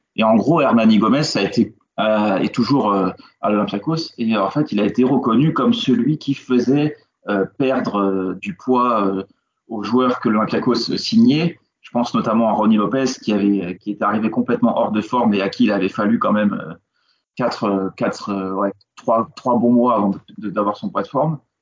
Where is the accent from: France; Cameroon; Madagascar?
France; je suis français